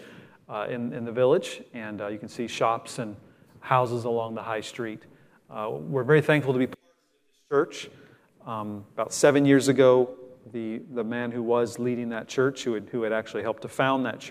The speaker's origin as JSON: {"language": "English", "country": "United States", "accent": "American", "moved": "as an adult", "lives_now": "North Wales, United Kingdom", "said": "I'll always have my American accent"}